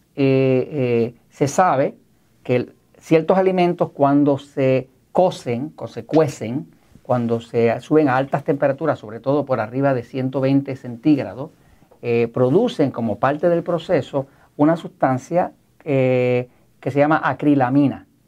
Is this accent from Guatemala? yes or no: no; Puerto Rico; yo soy de Puerto Rico, soy parte de Estados Unidos